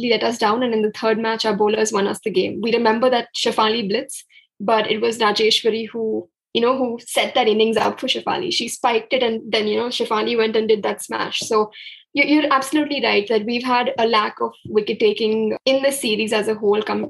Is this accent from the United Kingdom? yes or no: no; Chandigarh, India; Chandigarh, which is my hometown